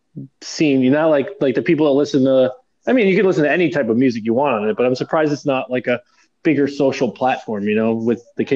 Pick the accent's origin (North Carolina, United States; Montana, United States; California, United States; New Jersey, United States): New Jersey, United States; So I'm from New Jersey.